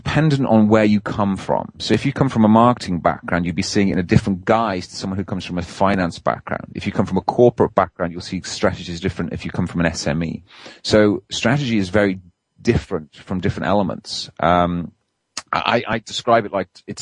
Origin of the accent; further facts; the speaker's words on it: Wales, United Kingdom; now in England; I try to be as Welsh as I can. I live on the wrong side of the border these days and in English territory